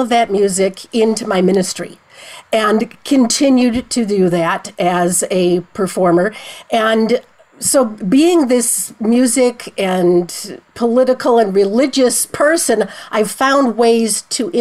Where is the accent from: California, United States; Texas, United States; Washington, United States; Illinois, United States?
Illinois, United States; Chicago; I'm a Chicagoan, born and bred